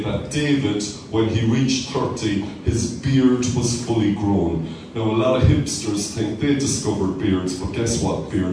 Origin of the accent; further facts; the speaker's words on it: Cork, Munster, Ireland; growing up in Cork